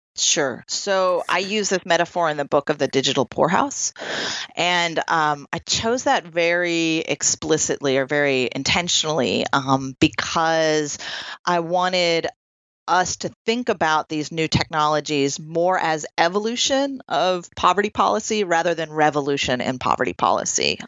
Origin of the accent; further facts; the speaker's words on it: Troy, New York, United States; also born or lived in California; here in my hometown of Troy, New York